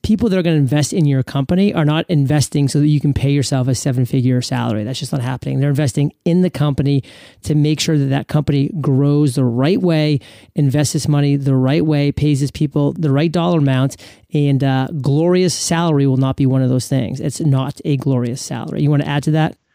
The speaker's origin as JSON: {"language": "English", "region": "New England", "country": "United States", "tie": "born or raised there", "moved": "as an adult", "lives_now": "Puerto Rico", "said": "growing up in New England"}